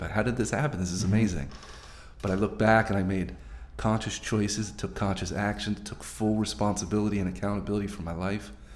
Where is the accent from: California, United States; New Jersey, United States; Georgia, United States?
New Jersey, United States; also born or lived in Montana; I was born and raised in New Jersey.